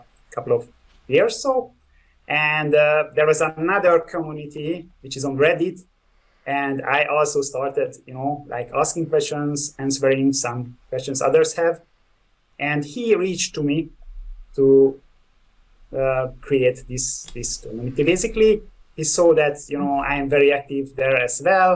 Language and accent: English; Budapest, Hungary; I'm from Budapest, Hungary.